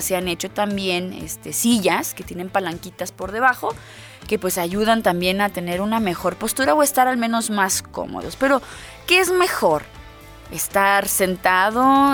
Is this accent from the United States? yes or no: no; Mexico; a los mexicanos, miren, a la tierra que vayamos nos adaptamos